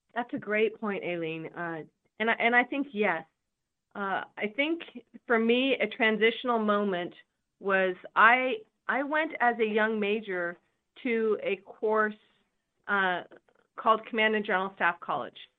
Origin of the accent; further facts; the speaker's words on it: California, United States; also born or lived in Spain; I come from California